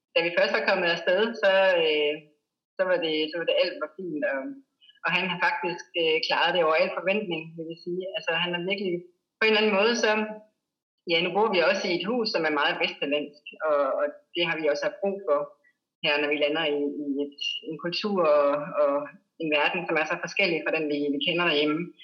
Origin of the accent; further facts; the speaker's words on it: Denmark; moved away as an adult; now in Bali, Indonesia; hjemme i Danmark